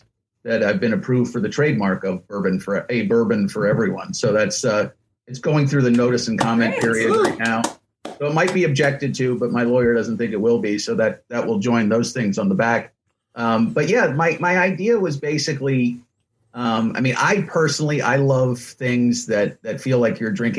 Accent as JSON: {"language": "English", "town": "New York City", "region": "New York", "country": "United States", "tie": "born or raised there", "said": "I'm from Manhattan. I'm born and raised in Manhattan"}